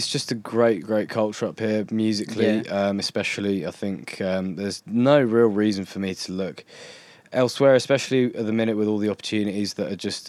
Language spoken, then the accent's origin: English; London, United Kingdom; moved away as an adult; now in Newcastle, United Kingdom; So I'm from, you know, the vague vicinity of Wembley.